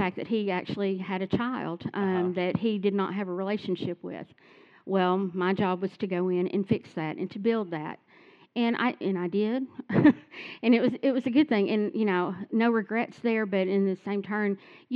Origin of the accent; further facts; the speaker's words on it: Stuttgart, Baden-Württemberg, Germany; also born or lived in California; I was actually born in California, but I grew up here in Stuttgart with a single parent